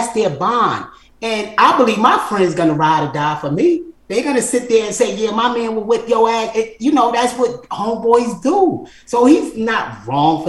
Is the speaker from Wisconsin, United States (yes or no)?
no; New York City, New York, United States; I'm from Brooklyn, New York